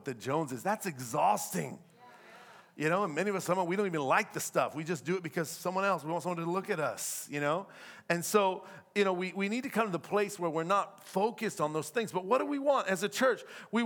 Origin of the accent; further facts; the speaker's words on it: the South, United States; moved away; I'm from the South, so we're very different in the South